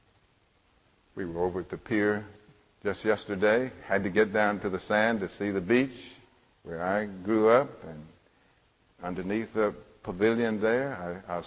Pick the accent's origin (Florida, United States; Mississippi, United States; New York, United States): Mississippi, United States; When I was a little boy growing up in Mississippi